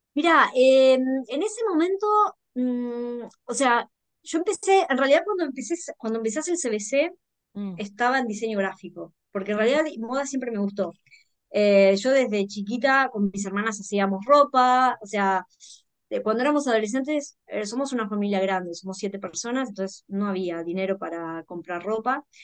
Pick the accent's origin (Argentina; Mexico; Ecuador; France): Argentina; Bahía Blanca, Buenos Aires Province; en un pueblo chico, como yo soy de Bahía Blanca